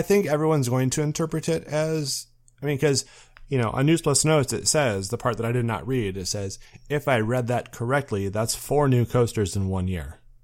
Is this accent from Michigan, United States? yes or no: yes; Muskegon, Michigan, United States; I grew up in Muskegon, Michigan